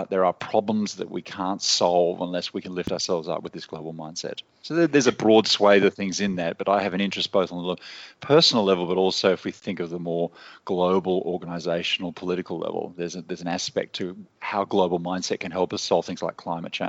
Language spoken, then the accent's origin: English; Australia; moved away as an adult; Well, originally, I'm Australian and I spent most of my adult life living in, other countries.